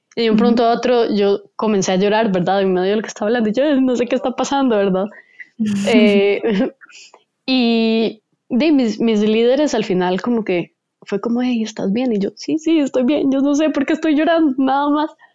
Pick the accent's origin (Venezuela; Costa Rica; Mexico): Costa Rica; soy de Costa Rica